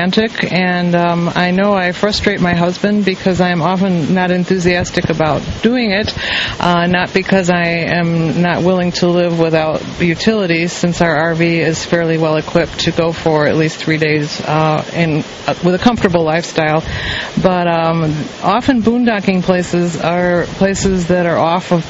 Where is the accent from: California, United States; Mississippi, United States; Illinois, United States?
Illinois, United States; Chicago; We're from the Windy City area